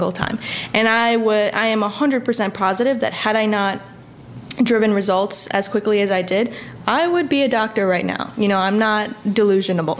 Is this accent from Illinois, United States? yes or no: yes; Chicago, Illinois, United States; moved away as an adult; also born or lived in Atlanta; Moving to, you know, Atlanta from Chicago